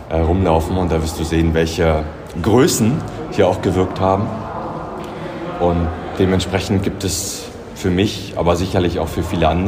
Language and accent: German; Brandenburg, Germany; Also ich bin äh, quasi südlich von Berlin aufgewachsen und bin hierher gekommen